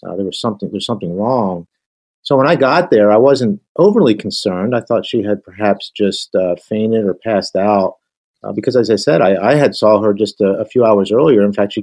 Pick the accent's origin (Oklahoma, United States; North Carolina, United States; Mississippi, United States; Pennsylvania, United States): Pennsylvania, United States; outside of Philadelphia; We grew up outside of Philadelphia. We were I guess you would say, a typical family. I had a younger sister, Suzanne, and we went through the parochial school system.